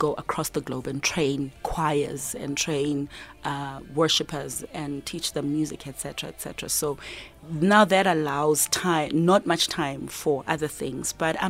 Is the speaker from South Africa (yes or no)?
yes; South Africa; I'm there as a South African artist to actually, you know, represent.